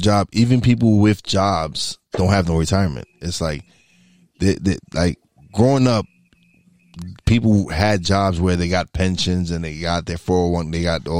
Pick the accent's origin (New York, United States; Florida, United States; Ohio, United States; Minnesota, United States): New York, United States; New York City; moved away as an adult; now in Pocono Mountains, Pennsylvania, United States; I'm from East New York, Brooklyn, man. And it was when growing up for me, it was one of the worst areas in Brooklyn